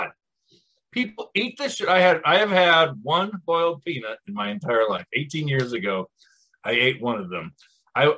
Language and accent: English; Minneapolis, Minnesota, United States; also born or lived in Chicago / Washington, District of Columbia, United States / Charlottesville, Virginia; now in Columbia, United States; I grew up in Minneapolis, I lived in Chicago, and then I went to DC and I moved to Charlottesville, Virginia